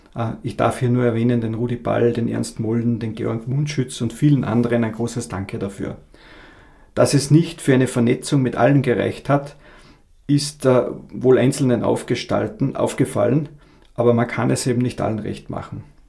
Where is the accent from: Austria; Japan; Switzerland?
Austria; Abtenau, Salzburg; moved away as an adult; also born or lived in Graz; now in Carinthia, Austria; Ich komme ursprünglich aus Abtenau bei Salzburg